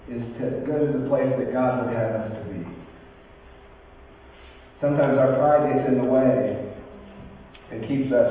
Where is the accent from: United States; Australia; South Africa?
United States; California; moved away; also born or lived in Bakersfield, California; I grew up in California, got, when I got sober in Yosemite, was about an hour and a half from where I live. I live in, Bakers, in the Bakersfield area of California.